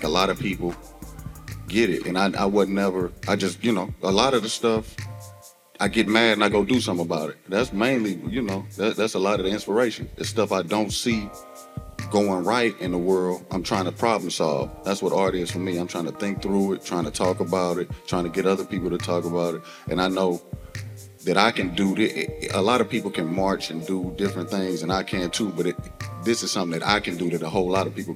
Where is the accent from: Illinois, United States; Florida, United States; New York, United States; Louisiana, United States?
Illinois, United States; East St. Louis; I grew up in East St. Louis.